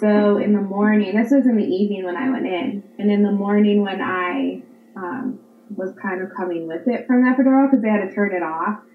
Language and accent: English; Pennsylvania, United States; I'm 32. I'm from Pennsylvania